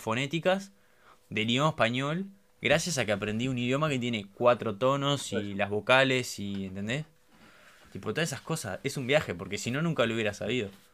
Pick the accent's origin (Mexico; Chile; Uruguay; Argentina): Uruguay; somos uruguayos